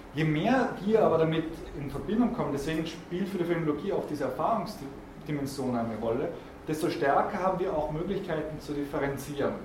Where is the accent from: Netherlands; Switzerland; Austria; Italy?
Italy; South Tyrol, Trentino-Alto Adige; als Südtiroler